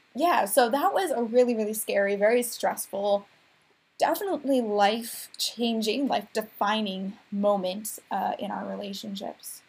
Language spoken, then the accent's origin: English; Minnesota, United States; I'm Minnesotan. I'm very yeah. proud of being Minnesotan